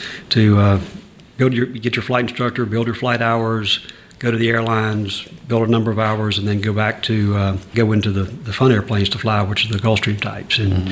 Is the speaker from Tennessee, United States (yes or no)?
no; Butler, Georgia, United States; moved away as an adult; also born or lived in Athens, Georgia / Atlanta, Georgia; now in Savannah, United States; I grew up in Butler, Georgia, which is a very, very small town in middle Georgia between Macon and Columbus. Actually grew up on a farm outside of Butler, to be specific.